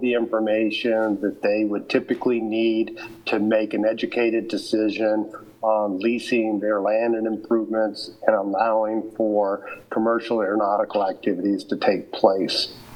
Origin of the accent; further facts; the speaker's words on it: Lawrence, Kansas, United States; moved away as an adult; now in Colorado, United States; Lawrence is my hometown, even though I've been in Colorado now for 30 years.